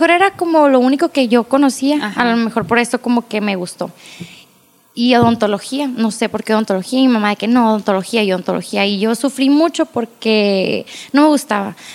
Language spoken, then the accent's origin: Spanish; Agua Prieta, Sonora, Mexico; also born or lived in Hermosillo; Tengo 29 años, yo nací aquí en Agua Prieta. Tengo cuatro hermanas, yo soy la del medio. Mis papás viven aquí en Agua Prieta.